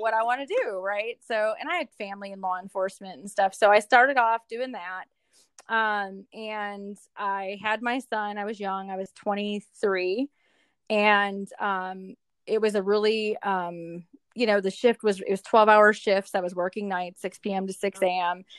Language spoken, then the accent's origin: English; Milwaukee, Wisconsin, United States; moved away as an adult; also born or lived in Hattiesburg, Mississippi; now in Louisville, United States; I am originally from Milwaukee, Wisconsin